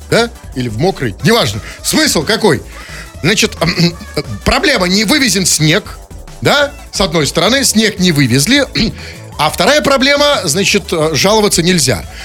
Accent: Tatarstan, Russia; я вот только что, я сам тук, из Тукаевского района.

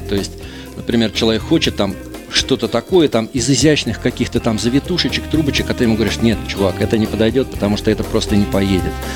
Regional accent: Saint Petersburg, Russia; Мы петербуржцы.

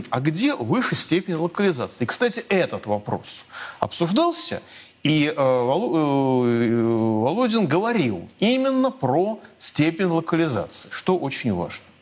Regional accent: Moscow, Russia; я от своей, от своей автомашины, как москвич, избавился

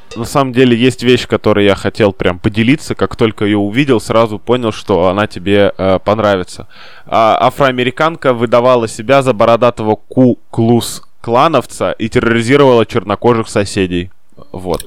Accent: Saint Petersburg, Russia; мы с тобой петербуржцы

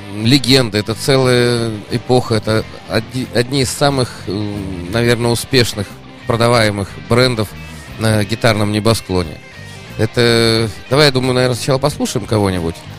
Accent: Saint Petersburg, Russia; как питерский житель

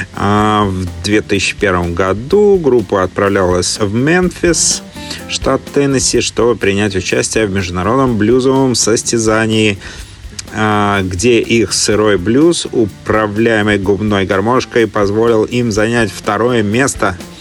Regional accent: Saint Petersburg, Russia; now in Melbourne, Australia; сам-то я родом из Петербурга

